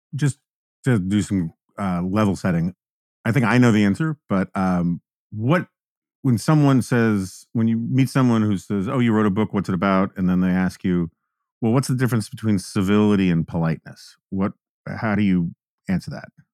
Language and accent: English; New York City, New York, United States; I grew up in New York City. Um, I grew up on the Upper West Side of Manhattan